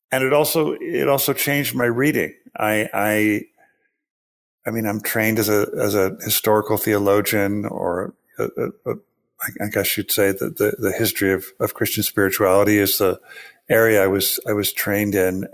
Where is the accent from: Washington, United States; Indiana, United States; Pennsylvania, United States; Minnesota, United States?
Washington, United States; Pacific Northwest; I grew up in the Pacific Northwest. I, uh, lived under the shadow of Mount Rainier and in proximity to Lake Washington